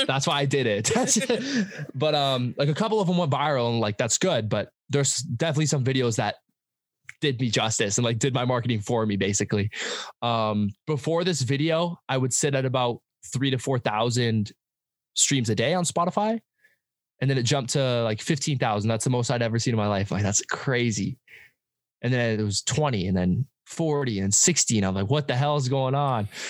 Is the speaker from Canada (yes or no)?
yes; Abbotsford, British Columbia, Canada; I'm from Abbotsford, uh, BC, Canada. That's like an hour outside of Vancouver.